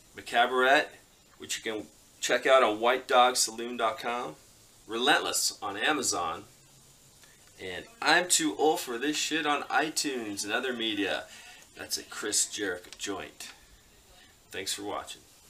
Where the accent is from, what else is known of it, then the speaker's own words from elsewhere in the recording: Canada; I'm Canadian